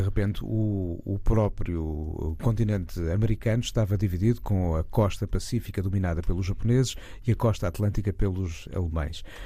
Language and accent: Portuguese; Portugal; da nossa identidade como portugueses